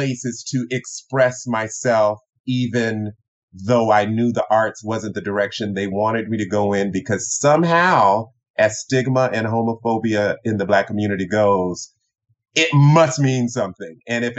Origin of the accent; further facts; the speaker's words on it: the Bible Belt, United States; also born or lived in Tokyo, Japan; growing up in the Bible Belt, I am the son, I'm the youngest of three, I'm born in Tokyo, Japan, son of an Air Force Chief Master Sergeant